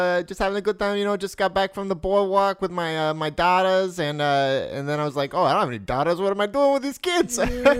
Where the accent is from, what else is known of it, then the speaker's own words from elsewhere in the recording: New York, United States; I'm from New York.